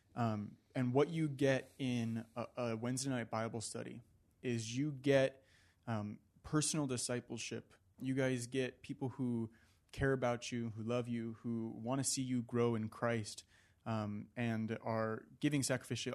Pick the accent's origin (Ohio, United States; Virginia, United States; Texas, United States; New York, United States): Virginia, United States; now in California, United States; when I was back home in Virginia